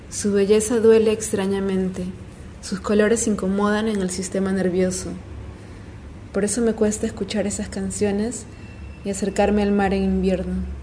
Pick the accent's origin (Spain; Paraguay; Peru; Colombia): Peru; soy peruana.